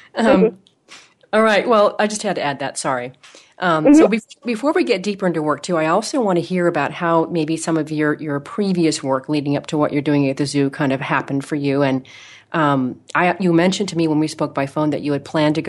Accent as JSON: {"language": "English", "region": "Oregon", "country": "United States", "moved": "yes", "said": "I'm from Oregon and I come back through Portland every single summer"}